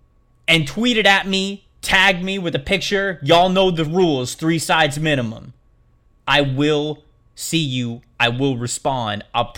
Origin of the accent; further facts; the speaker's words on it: Tampa, Florida, United States; Like, I'm from the Tampa area.